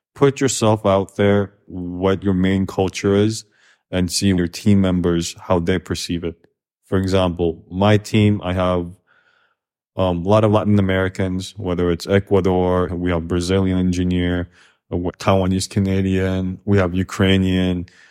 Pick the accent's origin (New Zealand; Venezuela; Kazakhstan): Kazakhstan; also born or lived in Korea / Los Angeles, United States / New York, United States; now in United States; growing up in Kazakhstan, which is very post-Soviet